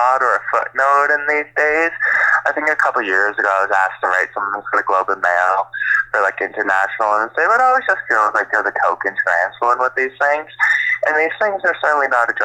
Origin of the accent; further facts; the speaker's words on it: Toronto, Ontario, Canada; moved away; also born or lived in Montreal / Val-David; I'm from Toronto